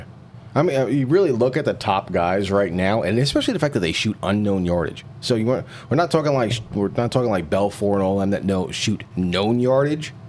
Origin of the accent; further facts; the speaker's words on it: New York City, New York, United States; I grew up in New York City